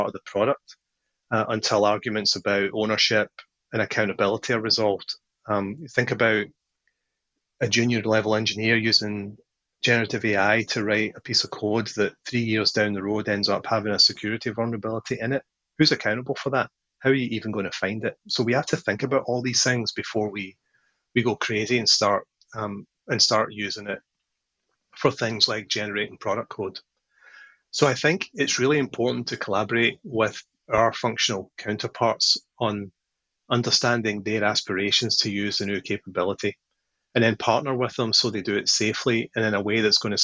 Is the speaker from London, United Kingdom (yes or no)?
no; Paisley, Scotland, United Kingdom; now in California, United States; I grew up in a town in Scotland